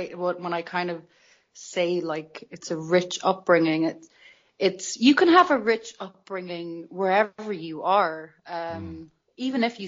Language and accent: English; Dublin, Leinster, Ireland; I was born in Dublin and you're sort of instilled with this Irish culture that doesn't leave you.